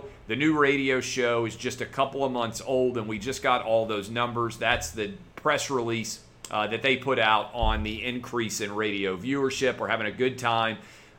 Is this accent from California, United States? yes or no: no; Nashville, Tennessee, United States; Nashville, my hometown